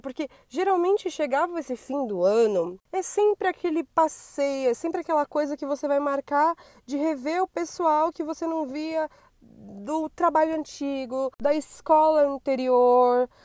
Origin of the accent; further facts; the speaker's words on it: São Paulo, Brazil; por falar a palavra rolê, possivelmente já deu para perceber que eu sou paulista